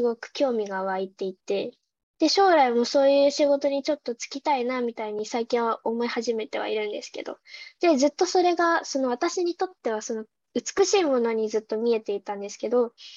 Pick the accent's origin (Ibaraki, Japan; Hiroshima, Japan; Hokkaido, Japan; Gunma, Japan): Gunma, Japan; 私あの地元が群馬県なんですけど群馬の北の方で